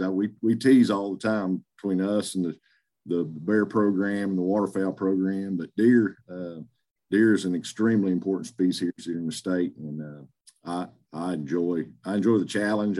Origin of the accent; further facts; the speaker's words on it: Greenwood, Arkansas, United States; also born or lived in Oklahoma; I'm from Greenwood, Arkansas, uh, Western Arkansas, just south Fort Smith